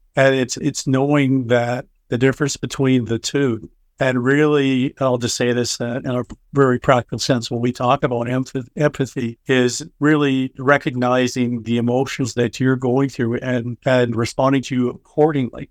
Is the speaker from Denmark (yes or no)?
no; Canada; I'm Canadian